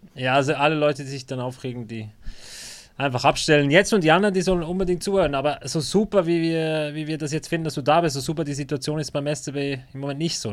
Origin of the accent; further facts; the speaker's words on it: Bern, Switzerland; ich bin Berner